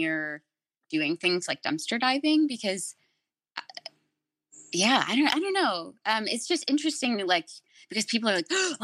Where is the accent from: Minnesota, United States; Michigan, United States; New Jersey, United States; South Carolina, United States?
Michigan, United States; moved away as an adult; now in California, United States; I grew up in Michigan.